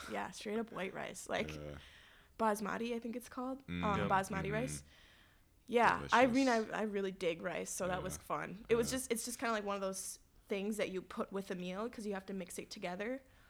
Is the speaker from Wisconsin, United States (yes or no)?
yes; Madison, Wisconsin, United States; it's kind of like being from outside of Madison and being like, oh, I'm from Madison.